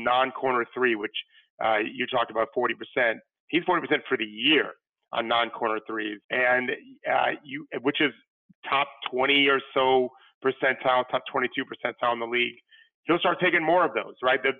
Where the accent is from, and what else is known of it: Florida, United States; born or raised there